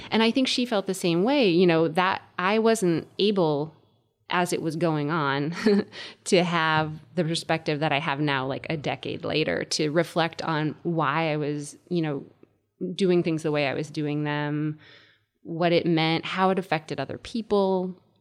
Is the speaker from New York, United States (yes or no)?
no; Connecticut, United States; moved away as an adult; also born or lived in Indiana; I was growing up in Connecticut